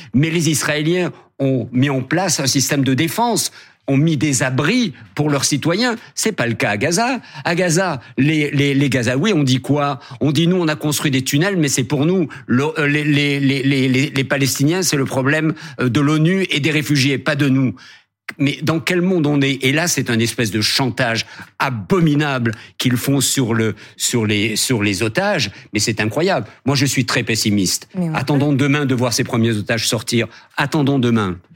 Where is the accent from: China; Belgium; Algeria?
Algeria; Algiers; now in France; le petit blond de la Casbah, qui raconte mon enfance en Algérie